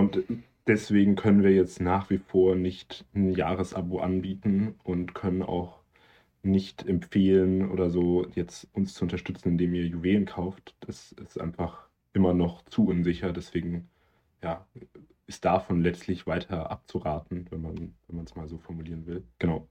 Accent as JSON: {"language": "German", "area": "the South", "region": "Southern Germany", "country": "Germany", "said": "bei uns im Süden"}